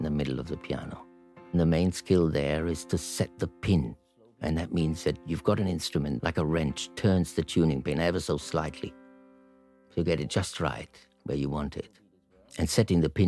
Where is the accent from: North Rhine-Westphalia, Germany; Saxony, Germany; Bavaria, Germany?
North Rhine-Westphalia, Germany; Gronau; a border town, which is my hometown. Gronau is a small place on the Dutch border.